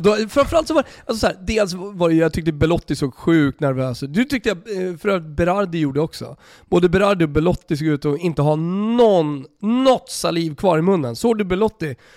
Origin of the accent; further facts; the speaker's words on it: Sweden; also born or lived in Italy / Austria; som svensk